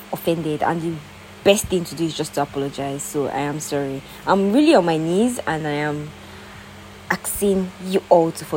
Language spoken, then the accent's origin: English; Nigeria; we have suffered in Nigeria